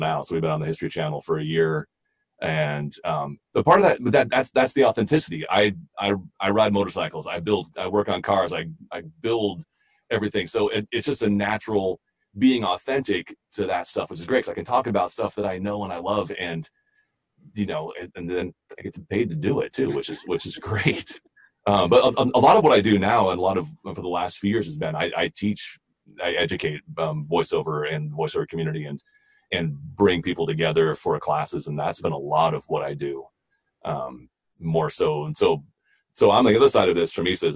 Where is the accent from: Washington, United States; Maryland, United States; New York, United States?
Washington, United States; Seattle; moved away as an adult; now in Los Angeles, United States; I'm from Seattle. And so I started training in about 96 or so up in Seattle, and moved to LA in 2002